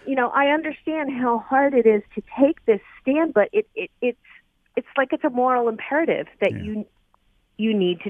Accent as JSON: {"language": "English", "town": "Philadelphia", "region": "Pennsylvania", "country": "United States", "tie": "born or raised there", "moved": "yes", "lives_now": "Macomb, United States", "said": "So I was born and raised in Philadelphia"}